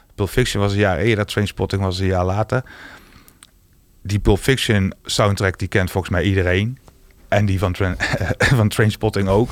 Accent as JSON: {"language": "Dutch", "town": "Roggel", "region": "Limburg", "country": "Netherlands", "said": "mijn jongerencentrum waar ik vandaan kom"}